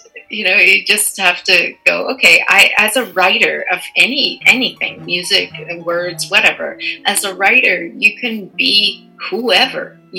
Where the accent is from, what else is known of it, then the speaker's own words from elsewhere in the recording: Canada; And I think being Canadian allows me to experience and embrace all of that.